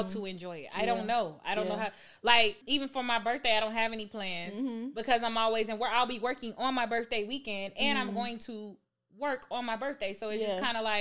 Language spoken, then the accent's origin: English; Stone Mountain, Georgia, United States; I'm a real native from Atlanta. Yeah, so I was born and raised, like, I'm east side. Like, I'm from Stone Mountain